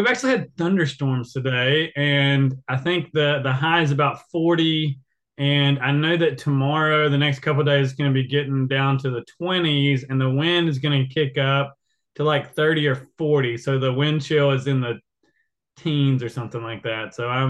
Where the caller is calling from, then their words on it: Apex, North Carolina, United States; I am calling from Apex, North Carolina. So that is right below Raleigh, North Carolina.